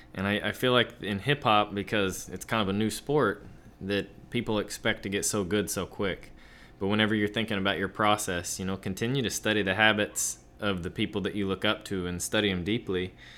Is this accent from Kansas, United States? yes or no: yes; Kansas, United States; moved away; I'm from Kansas originally